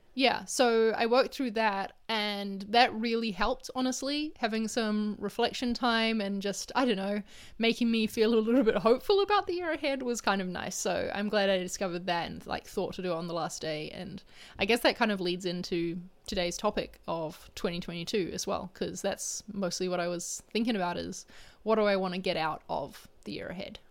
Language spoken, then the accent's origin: English; New Zealand; moved away; I'm in my home country